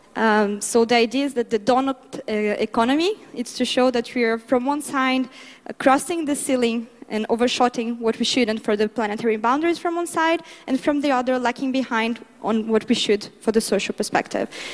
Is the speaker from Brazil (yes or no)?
yes; Brazil; my home country, Brazil